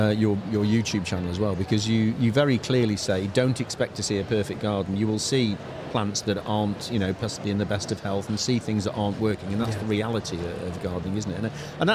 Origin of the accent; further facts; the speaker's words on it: Manchester, North West England, United Kingdom; I'm from Manchester